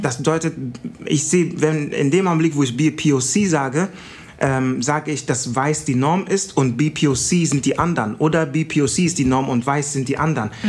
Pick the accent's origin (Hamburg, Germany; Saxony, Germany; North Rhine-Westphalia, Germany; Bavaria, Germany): North Rhine-Westphalia, Germany; Düsseldorf; so sind wir auf der Kiefernstraße groß geworden mit den ganzen ghanaischen Kids